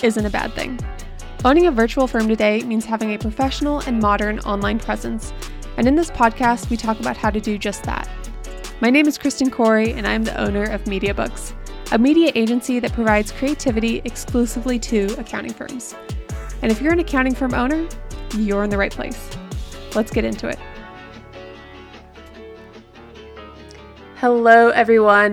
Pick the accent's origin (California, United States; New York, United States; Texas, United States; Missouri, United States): California, United States; Southern; I grew up in Southern California